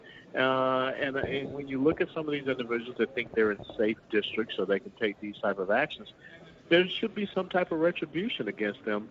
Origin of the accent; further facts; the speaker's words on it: Atlanta, Georgia, United States; the district that I grew up in Atlanta, Georgia